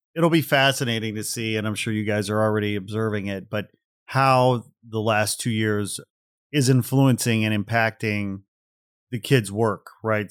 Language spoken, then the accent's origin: English; Portage, Indiana, United States; moved away; also born or lived in Gary, Indiana; I grew up in Portage, Indiana. So I was born in Gary